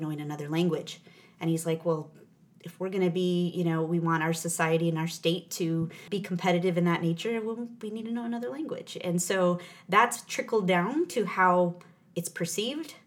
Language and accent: English; New Mexico, United States; I'm I'm a native of New Mexico. Mm-hmm. I grew up there in a rural town